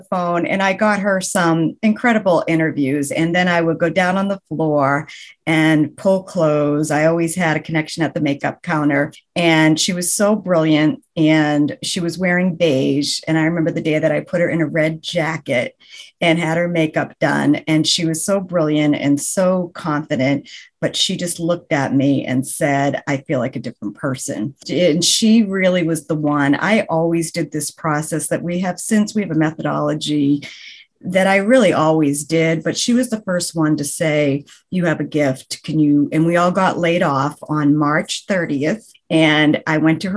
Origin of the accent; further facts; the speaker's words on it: Boston, Massachusetts, United States; I am from the Boston area, the New England area